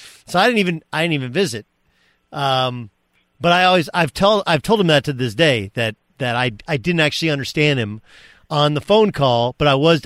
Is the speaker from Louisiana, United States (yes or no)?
no; Southern California, United States; I'm from Southern California